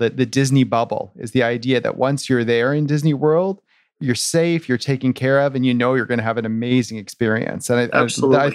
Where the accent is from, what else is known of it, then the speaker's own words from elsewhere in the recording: Toronto, Ontario, Canada; we're both from Toronto and we're both from kind of up and coming neighborhoods in Toronto.